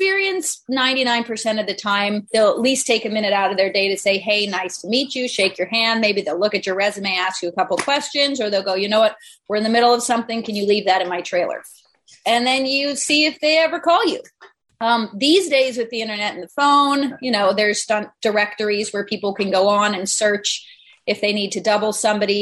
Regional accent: Vermont, United States; moved away; I was raised in Vermont.

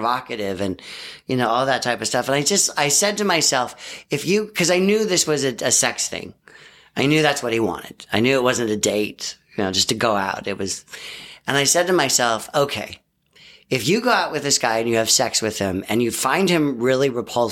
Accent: the Bay Area, California, United States; I grew up in the Bay Area

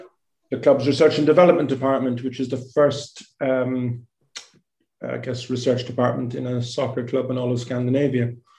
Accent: Cork, Munster, Ireland; moved away as an adult; now in Stockholm, Sweden; I'm originally from Cork City in Ireland, but I've been living in Stockholm in Sweden for over 25 years.

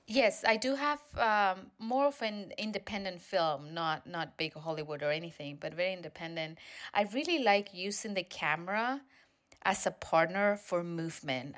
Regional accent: Spain; now in United States; I'm from Spain originally.

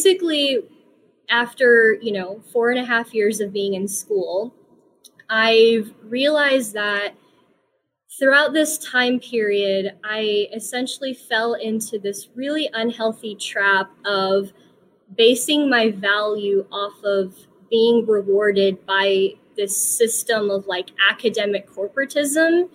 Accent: the South, United States; I was born here in the US. I was also born and raised in the South, and that is where I attend university. So I am a true Southerner

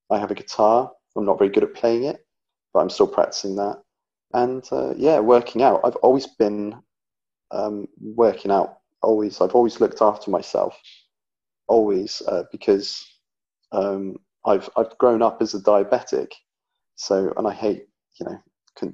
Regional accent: England, United Kingdom; I'm from England, and I live in England. Currently in the Midlands, in the middle of England.

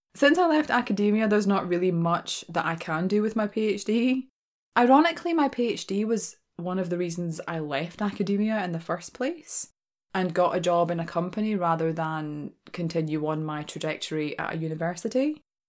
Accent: Glasgow, Scotland, United Kingdom; accent: Glaswegian; I am a born and raised Glaswegian, right? That's my accent.

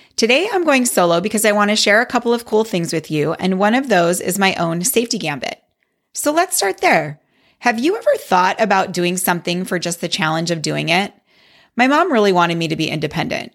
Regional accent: Wisconsin, United States; I grew up in Wisconsin, where tanning was a big thing

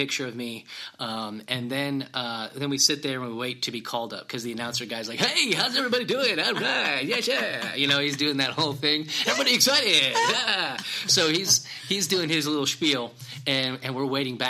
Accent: Illinois, United States; I'm from Illinois.

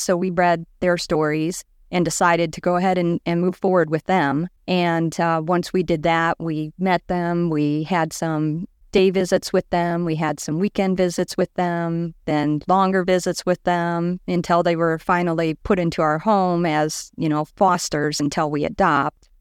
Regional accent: Liberty Township, Indiana, United States; I grew up in Liberty Township, which is right between Valpo and Chesterton

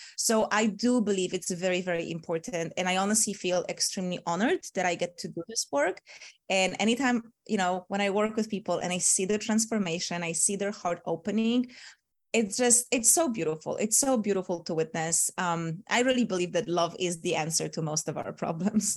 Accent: Poland; moved away; also born or lived in Bali, Indonesia / Asia; I'm from Poland

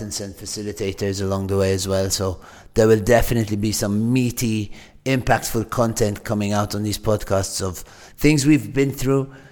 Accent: Malta; moved away as an adult; also born or lived in Manchester, United Kingdom; I grew up in Malta, but when I was 18, I finished school, went to study at the University of Manchester

